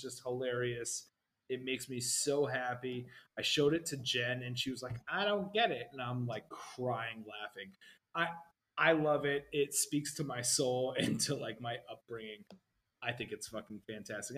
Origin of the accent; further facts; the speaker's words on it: New Jersey, United States; my family growing up in New Jersey